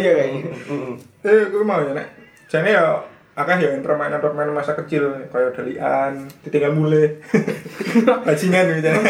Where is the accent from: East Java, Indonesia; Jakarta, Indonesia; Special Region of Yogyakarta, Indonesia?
Special Region of Yogyakarta, Indonesia; Sleman; Saya kan anak Sleman. Iya. Terus daerah Merapi.